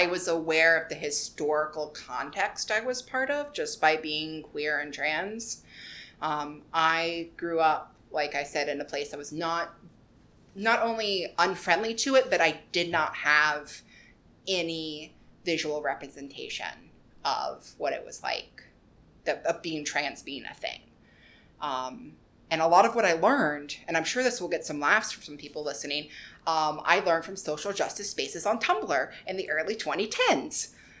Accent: Appalachia, United States; I am from Appalachia, which is one of probably the most beautiful places I've been. I haven't been super, super many places, but growing up in the Appalachian Mountains is like growing up in the Garden of Eden, right?

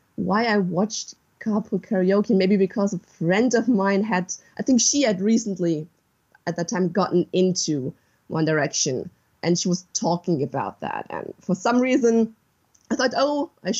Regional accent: western Germany, Germany; English is a second language; I'm from Germany, from the west of Germany.

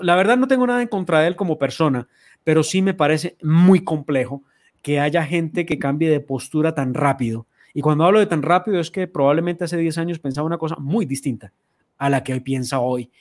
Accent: Colombia

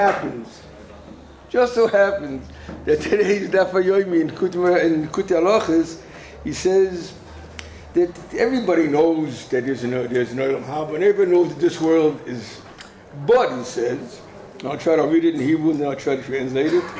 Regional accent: United States; moved away; as a kid in America, I was growing up in America

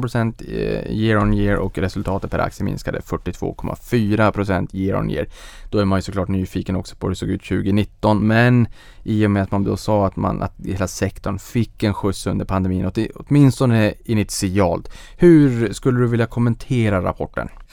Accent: Boden, Norrbotten County, Sweden; moved away; jag var hemma i Boden

